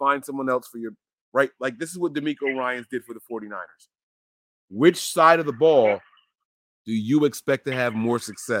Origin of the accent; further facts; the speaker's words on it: New Jersey, United States; moved away as an adult; now in Pennsylvania, United States; I was born and raised in New Jersey, but I'm a Pennsylvania resident right now. But my heart is still in New Jersey. I rep for Jersey every day, every time possible.